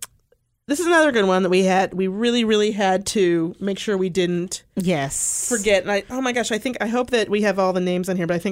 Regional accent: Detroit, Michigan, United States; I'm from Detroit.

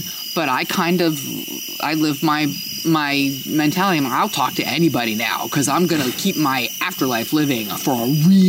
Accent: New Jersey, United States; Well, I grew up in New Jersey, and yeah.

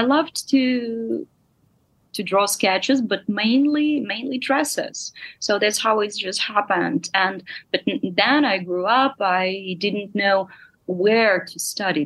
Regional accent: Kyiv, Ukraine; English is a second language; I grew up in Kiev

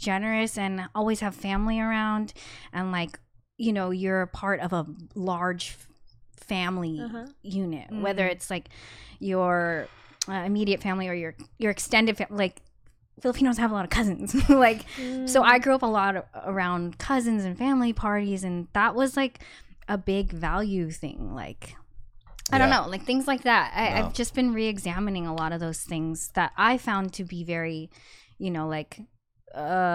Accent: United States; growing up in America

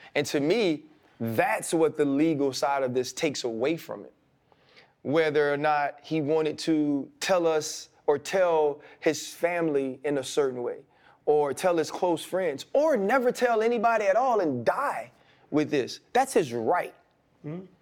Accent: New Orleans, Louisiana, United States; I came from New Orleans

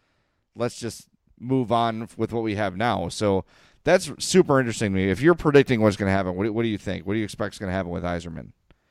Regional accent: Chicago, Illinois, United States; I'm from Chicago.

